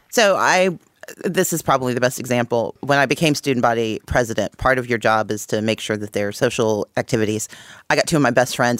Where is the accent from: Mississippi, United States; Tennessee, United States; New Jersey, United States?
Mississippi, United States; moved away; also born or lived in Wisconsin / Georgia / Texas / Connecticut; I grew up in Mississippi. I came of age in Georgia.